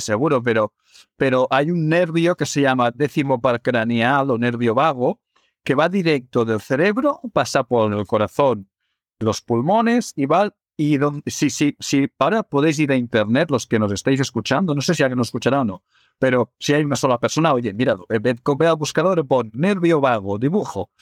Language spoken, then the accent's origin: Spanish; Barcelona, Catalonia, Spain; yo soy de Barcelona